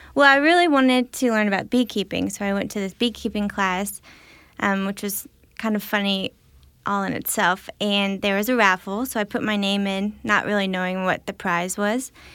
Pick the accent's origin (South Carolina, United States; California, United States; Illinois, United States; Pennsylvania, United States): Illinois, United States; I grew up in Illinois